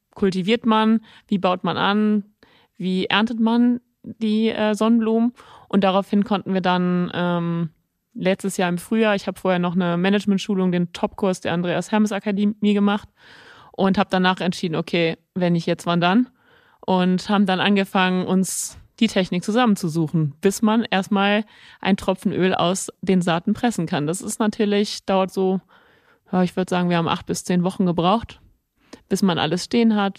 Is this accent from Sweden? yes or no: no; Nörvenich, North Rhine-Westphalia, Germany; also born or lived in Mönchengladbach / Venlo; wir sind dann als Kinder, sind wir im Ort, wir sind im Ort aufgewachsen